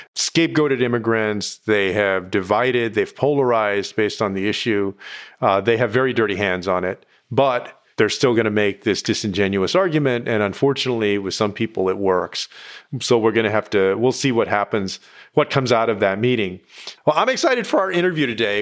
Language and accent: English; Texas, United States; my home state of Texas